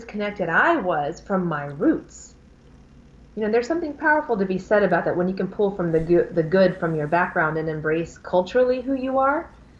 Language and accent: English; Alabama, United States; In Alabama.